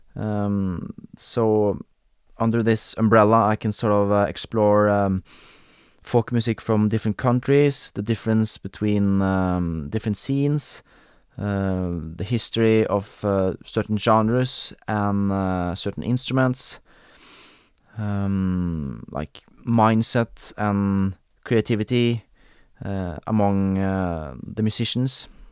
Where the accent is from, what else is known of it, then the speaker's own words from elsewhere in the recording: Norway; accent: Norwegian, Scandinavian; first language Norwegian; English is a second language; I am Norwegian. I grew up in Norway